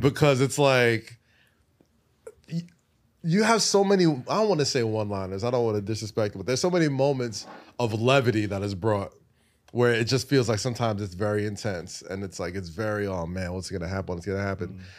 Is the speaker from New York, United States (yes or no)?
yes; New York City, New York, United States; I'm a New Yorker